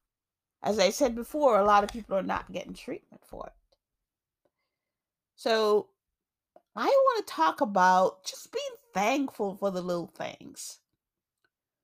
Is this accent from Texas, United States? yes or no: no; New York, United States; also born or lived in Jamaica; now in Massachusetts, United States; I grew up in New York. I live in Massachusetts now, but I was born in Jamaica.